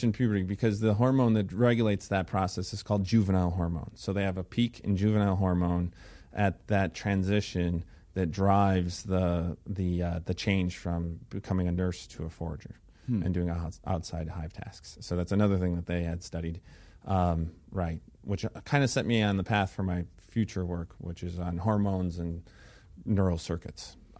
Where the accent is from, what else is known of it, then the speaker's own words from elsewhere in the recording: Illinois, United States; So let's see. I started off in Illinois, where I grew up outside of Chicago, and I went to the University of Illinois at Champaign-Urbana for my undergraduate.